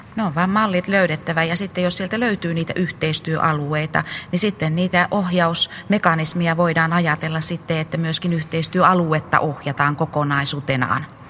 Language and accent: Finnish; North Karelia, Finland; mä olen itse Pohjois-Karjalasta